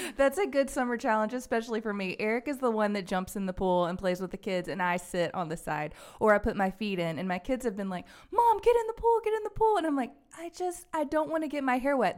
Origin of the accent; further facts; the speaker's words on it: Alabama, United States; I am from Alabama. I would say I'm like a true Southern belle